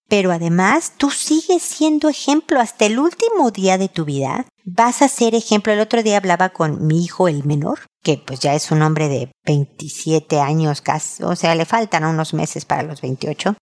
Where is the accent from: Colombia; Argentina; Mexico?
Mexico; accent: Mexican; moved away as an adult; now in Chile; una mexicana viviendo en Chile